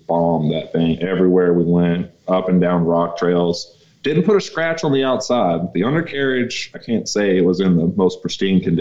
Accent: Kentucky, United States; We're two idiots from Kentucky

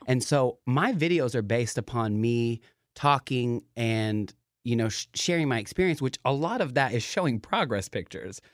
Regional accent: Knoxville, Tennessee, United States; moved away as an adult; now in Seattle, United States; I am from Knoxville, Tennessee. So I, I, I'm in Seattle now, so I, I tone it down every now and then

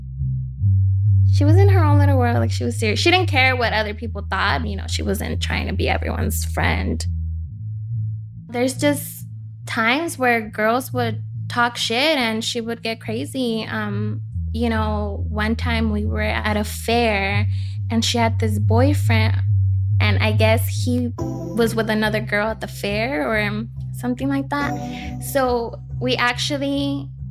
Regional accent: East Los Angeles, California, United States; also born or lived in Bell Gardens; I grew up in East

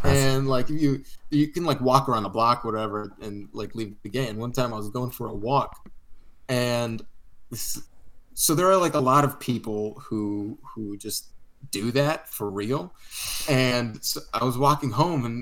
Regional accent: Northern California near San Francisco, United States; moved away as an adult; now in Los Angeles, United States; I'm from Northern California near San Francisco, but we both live in LA right now

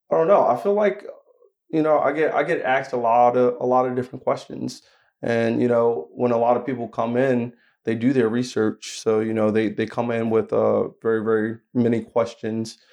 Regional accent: Asbury Park, New Jersey, United States; I'm actually from New Jersey. So I'm from Asbury Park, New Jersey, which is on the shoreline

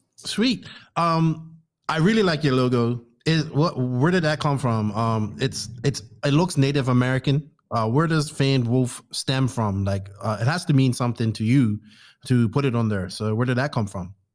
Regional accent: Bermuda; now in Dominican Republic; my home country of Bermuda, just a small island in the Atlantic

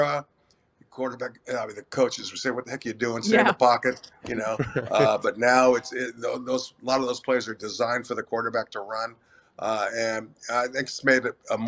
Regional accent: California, United States; I'm Hispanic, I was born and raised in California

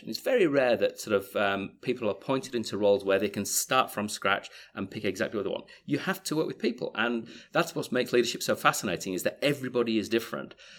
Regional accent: Yorkshire and the Humber, United Kingdom; moved away as an adult; also born or lived in Leeds; now in Australia; originally from the People's Republic of Yorkshire in the U K, uh, but I've been out here for twenty-five years and still haven't lost my accent

